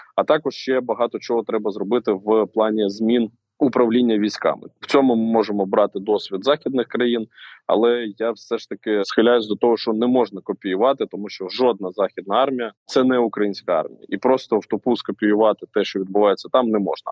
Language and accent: Ukrainian; Rubizhne, Luhansk Oblast, Ukraine; moved away; своє рідне місто, місто Рубіжне Луганської області